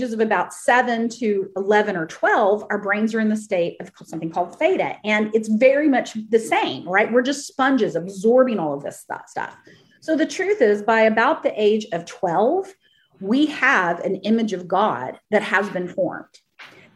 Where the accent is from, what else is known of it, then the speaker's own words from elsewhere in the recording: Texas, United States; I grew up in the Bible Belt in Texas, and I grew up in a Baptist church